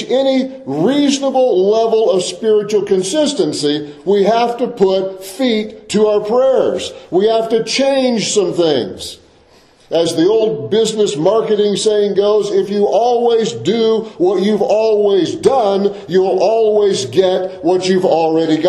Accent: Deep South, Florida, United States; I grew up in the Deep South, in a rural agricultural area of the Deep South. My parents had migrated to the Deep South when I was a little kid

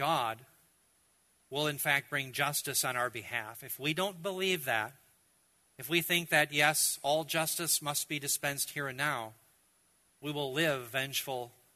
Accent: United States; as an American, as a believer

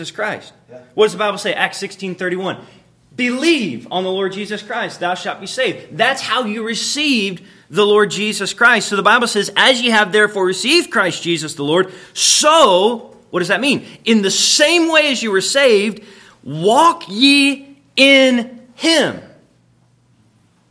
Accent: Florida, United States; I was raised in Florida

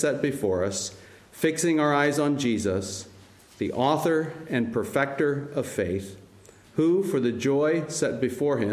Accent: United States; I'm American

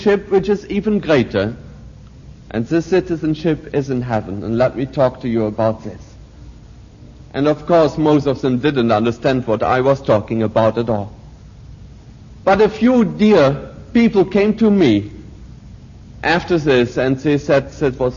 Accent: Germany; moved away as an adult; I, of course, have been growing up in Nazi Germany

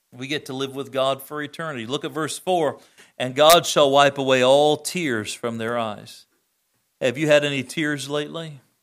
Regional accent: United States; I'm thankful to be an American citizen

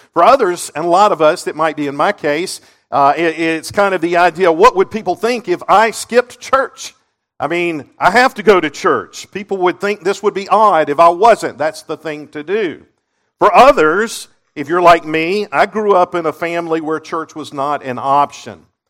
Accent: Seneca, South Carolina, United States; I grew up in Seneca, just up the road here.

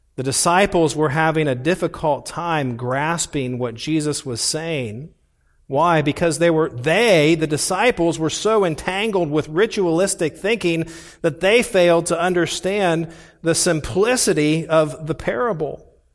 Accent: Indianapolis, Indiana, United States; also born or lived in Columbus, Ohio; we moved from Columbus, Ohio, to the west side of Indianapolis and bought a house on twenty-five acres

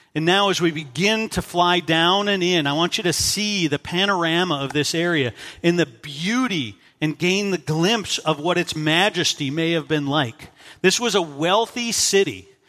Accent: Minnesota, United States; moved away; my identity as a Minnesotan

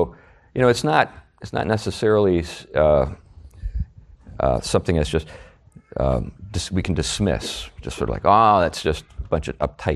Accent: United States; as an American

